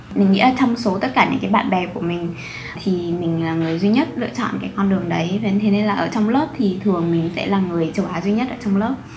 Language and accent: Vietnamese; Vietnam; moved away; em là người Việt Nam duy nhất ở trong lớp